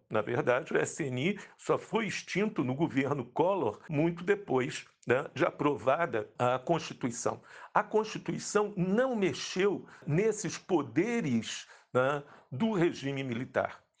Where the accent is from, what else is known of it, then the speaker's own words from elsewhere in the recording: Rio de Janeiro, Brazil; eu sou carioca